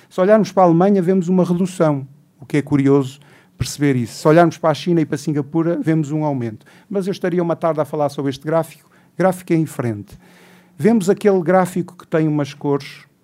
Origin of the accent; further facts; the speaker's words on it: Portugal; Como português